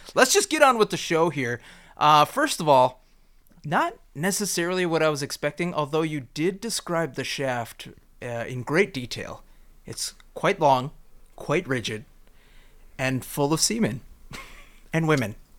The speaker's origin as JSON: {"language": "English", "country": "United States", "said": "me as an American"}